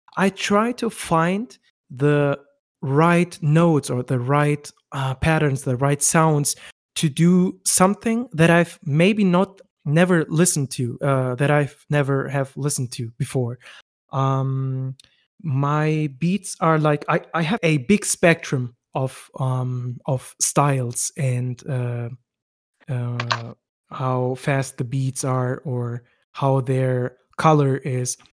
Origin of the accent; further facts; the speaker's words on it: West Germany, Germany; I'm from West Germany. I have Turkish roots